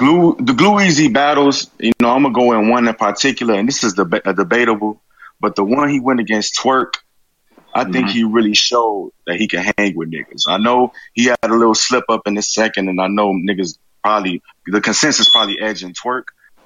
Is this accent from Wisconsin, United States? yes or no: no; Chicago, Illinois, United States; I'm from Chicago, bro.